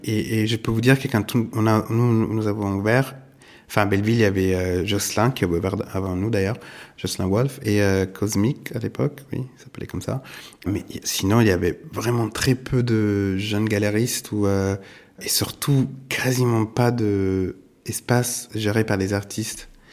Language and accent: French; Italy; also born or lived in New York, United States; now in Paris, France; je suis italien